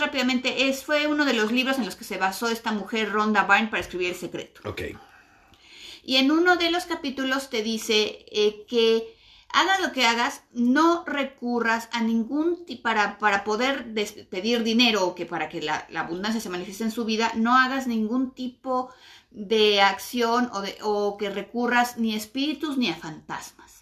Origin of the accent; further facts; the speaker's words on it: Mexico; nosotros somos mexicanos y vivimos en México